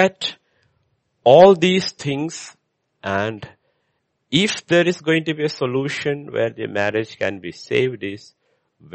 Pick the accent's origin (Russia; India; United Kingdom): India; I'm an Indian